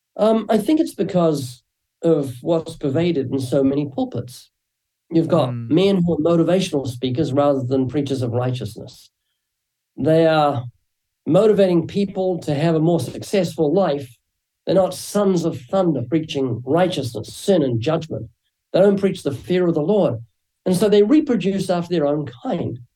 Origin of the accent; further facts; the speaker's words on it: New Zealand; moved away as an adult; now in Southern California, United States; you might find a slight accent when I speak. That's because I'm originally from New Zealand